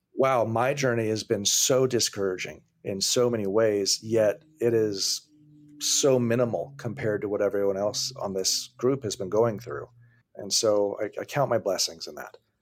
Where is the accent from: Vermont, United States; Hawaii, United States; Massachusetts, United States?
Hawaii, United States; now in California, United States; I grew up in Hawaii